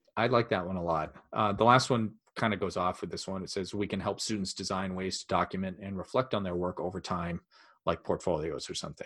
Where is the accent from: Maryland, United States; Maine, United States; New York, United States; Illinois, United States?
Maine, United States; we're from Maine